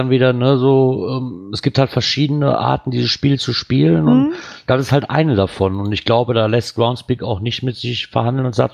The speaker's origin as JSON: {"language": "German", "region": "Bremen", "country": "Germany", "said": "nach Bremen, da wo ich herkomme. Hier ist es egal."}